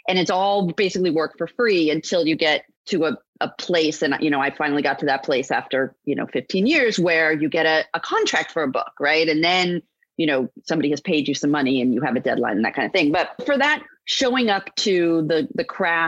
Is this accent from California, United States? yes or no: yes; California, United States; I was not born in Kansas. I was born in California. Right. That's where I lived